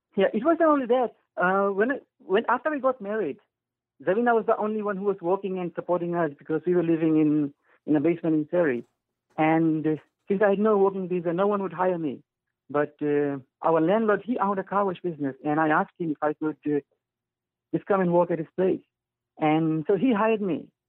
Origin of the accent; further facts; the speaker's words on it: Fiji; moved away as an adult; now in Canada; I am from Fiji